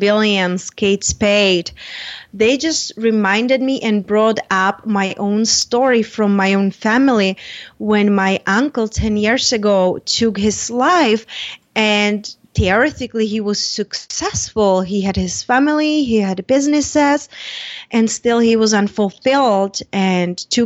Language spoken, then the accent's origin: English; Czechia; moved away as an adult; now in United States; I moved from Czech Republic when I was 21